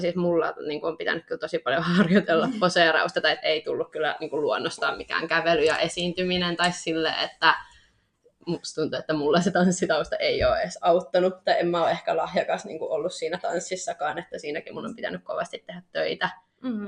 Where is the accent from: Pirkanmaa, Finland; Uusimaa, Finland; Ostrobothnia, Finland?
Pirkanmaa, Finland; Tampere; also born or lived in Nokia; mä oon ollut aina tästä Tampereelta, Pirkanmaalta.